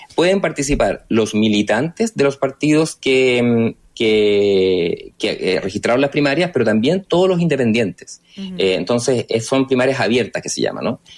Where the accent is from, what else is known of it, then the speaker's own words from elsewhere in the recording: Rancagua, O'Higgins, Chile; moved away as an adult; also born or lived in Concepción, Chile; now in Santiago, Chile; yo de origen soy de Rancagua